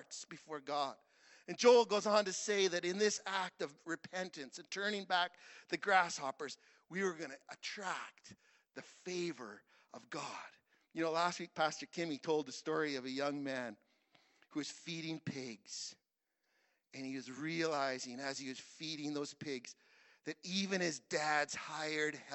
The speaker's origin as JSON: {"language": "English", "region": "Saskatchewan", "country": "Canada", "said": "I'm from Saskatchewan"}